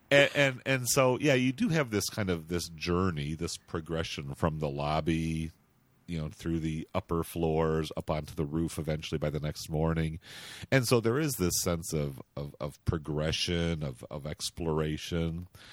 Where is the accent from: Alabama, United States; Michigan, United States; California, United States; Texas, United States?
Michigan, United States; Grand Rapids; moved away as an adult; also born or lived in San Francisco; my hometown of Grand Rapids, Michigan, which is where I live now